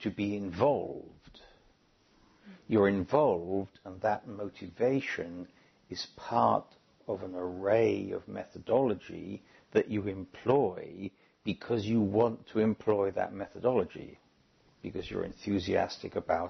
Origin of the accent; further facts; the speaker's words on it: United Kingdom; moved away; as a British citizen